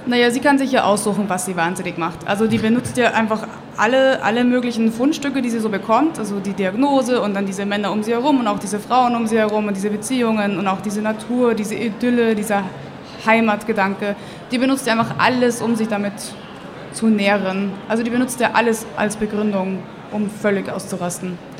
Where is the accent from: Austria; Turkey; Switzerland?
Austria; now in Munich, Germany; Lebe in München, bin auch dort geboren worden, aber aufgewachsen in Österreich.